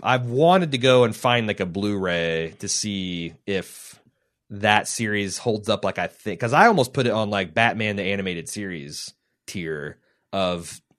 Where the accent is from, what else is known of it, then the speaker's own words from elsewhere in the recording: New York, United States; Me being a New Yorker, I'm curious to know if you've been to New York, and if so, what did you think of the Big Apple?